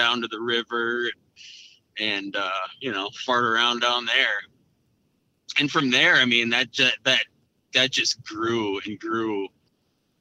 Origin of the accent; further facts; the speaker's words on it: Brainerd Lakes area, Minnesota, United States; Grew up in kind of central Minnesota, central northern Minnesota, and born and raised here around the Brainerd Lakes area.